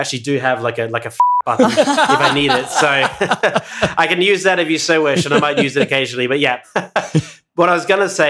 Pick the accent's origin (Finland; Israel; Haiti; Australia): Australia; Perth, Western Australia; also born or lived in Exeter, United Kingdom; Originally Perth, yeah. If you want to be like super specific, technically I was born in Dorset in Exeter in the UK, but like I've been in Perth since I was like 5